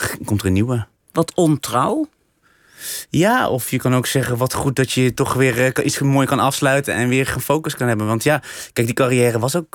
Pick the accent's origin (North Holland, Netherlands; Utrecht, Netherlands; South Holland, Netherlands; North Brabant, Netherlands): North Brabant, Netherlands; Vught; maar waar ik ben opgegroeid is wel weer een hele grote, ja, ja, eigenlijk een, buurt waar heel veel Melukse gezinnen woonden. In Vught? In Vught, ja.